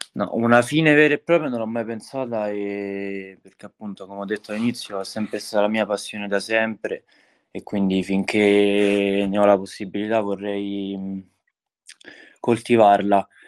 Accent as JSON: {"language": "Italian", "town": "Tivoli", "region": "Lazio", "country": "Italy", "tie": "born or raised there", "said": "mi sono trasferito insomma qui da piccolo perché non sono originario di Tivoli"}